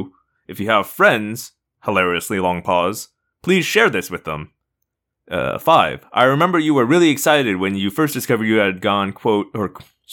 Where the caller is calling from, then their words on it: Israel; I'm a listener from Israel